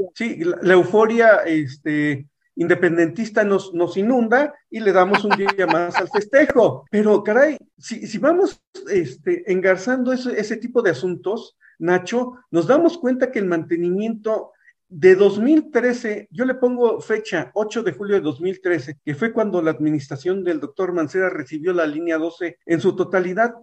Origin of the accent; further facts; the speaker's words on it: State of Mexico, Mexico; somos habitantes del Estado de México